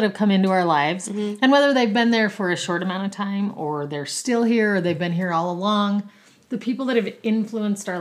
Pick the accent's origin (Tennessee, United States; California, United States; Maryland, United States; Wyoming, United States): Wyoming, United States; Rock Springs; also born or lived in Boise, Idaho; now in Utah, United States; I grew up in Rock Springs, Wyoming